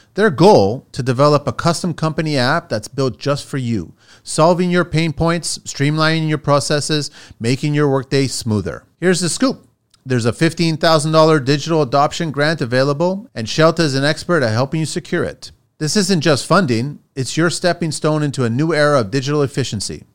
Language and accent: English; Toronto, Ontario, Canada; also born or lived in France / Montreal; I was raised in Canada.